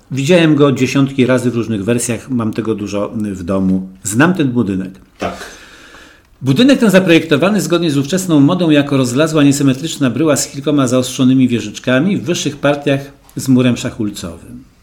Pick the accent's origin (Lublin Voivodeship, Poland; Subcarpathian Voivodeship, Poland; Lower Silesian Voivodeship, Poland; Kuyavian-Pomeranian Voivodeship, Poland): Lower Silesian Voivodeship, Poland; Wrocław; Jako wrocławianin...